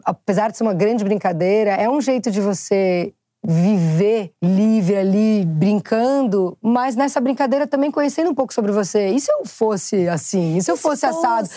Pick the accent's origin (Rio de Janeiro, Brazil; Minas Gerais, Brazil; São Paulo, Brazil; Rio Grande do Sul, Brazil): São Paulo, Brazil; eu sou muito paulista